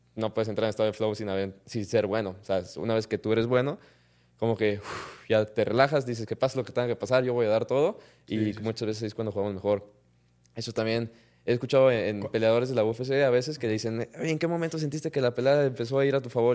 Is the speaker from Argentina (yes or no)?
no; Mexico